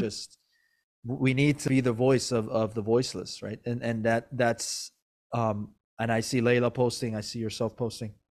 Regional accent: Maryland, United States; also born or lived in Iran / Virginia; I, I was born in Iran, but I grew up in Maryland, and I was always in Virginia.

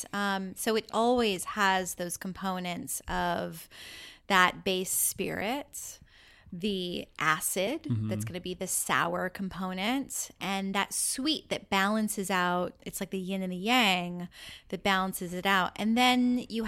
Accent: Pacific Northwest, United States; moved away; also born or lived in New York; I'm from the Pacific Northwest originally.

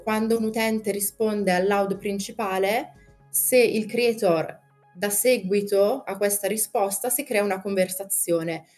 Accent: Brescia, Lombardy, Italy; sono di Brescia

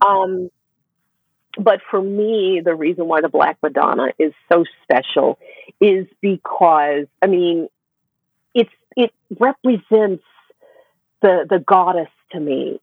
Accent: Memphis, Tennessee, United States; now in Ticino, Switzerland; growing up in Memphis, it was, you know, it was a segregated town

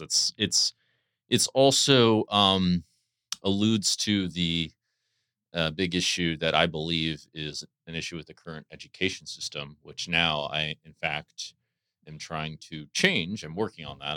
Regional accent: D.C., Maryland, United States; moved away; I grew up in Maryland, near Washington, D C

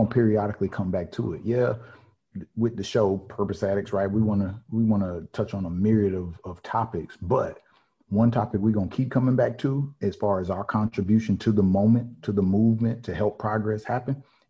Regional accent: the South, United States; I'm from the South.

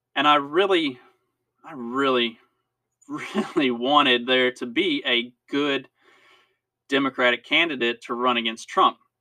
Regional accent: United States; as American citizens

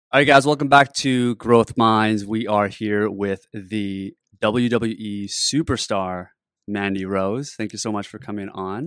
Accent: Canada; also born or lived in Korea; I moved to Canada, which is where I grew up

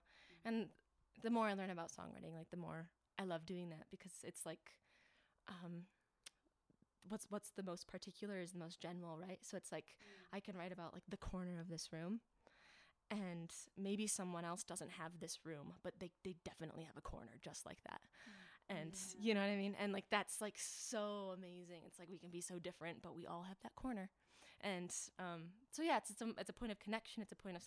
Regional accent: Hastings, Michigan, United States; moved away as an adult; now in Denver, United States; I am from Hastings, Michigan. So that's where I've been my whole life, and I moved out to Denver to be with my wife

